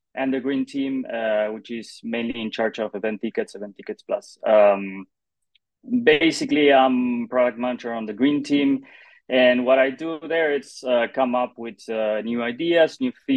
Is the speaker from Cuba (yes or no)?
no; Argentina; moved away as an adult; now in Barcelona, Spain; I'm originally from Argentina. During the pandemic, I moved to Spain, to Barcelona